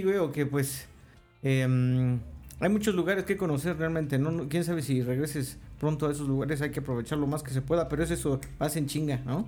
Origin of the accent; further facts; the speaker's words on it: Mexico; soy de México